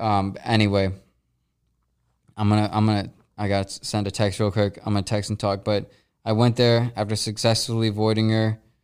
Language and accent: English; Midwest, United States; also born or lived in Los Angeles; now in St. Louis, United States; we're both from the Midwest